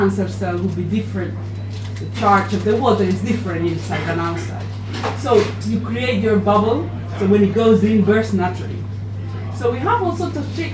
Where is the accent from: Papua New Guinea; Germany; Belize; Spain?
Spain; moved away as an adult; also born or lived in Japan; now in Oxford, United Kingdom; I'm from Spain